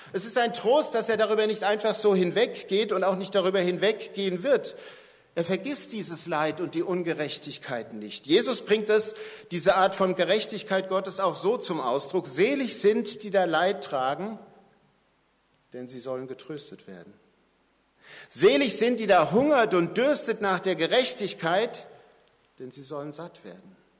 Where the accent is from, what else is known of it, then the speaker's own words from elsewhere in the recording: Germany; wir als Deutsche